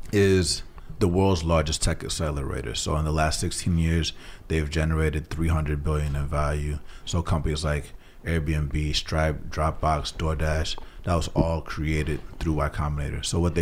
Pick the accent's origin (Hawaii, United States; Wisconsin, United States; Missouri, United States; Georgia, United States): Georgia, United States; Atlanta; So I grew up in Atlanta, Georgia.